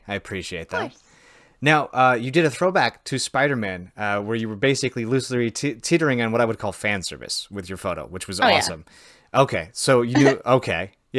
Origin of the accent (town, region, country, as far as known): Wisconsin, United States